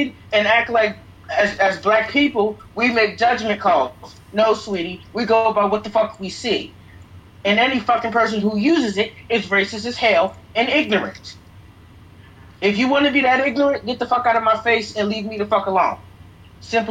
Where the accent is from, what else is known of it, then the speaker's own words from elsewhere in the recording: Atlanta, Georgia, United States; I'm from Atlanta